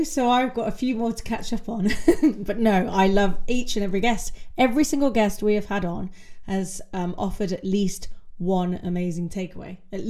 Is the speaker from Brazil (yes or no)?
no; West Midlands, United Kingdom; I'm from Warwickshire, we had a really strong tennis county back in the day.